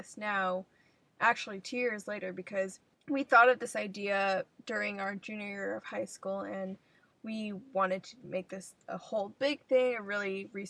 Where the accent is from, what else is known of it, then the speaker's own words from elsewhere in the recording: Bay Area, California, United States; moved away as an adult; But we're both from the Bay Area, so we're Bay Area born and raised.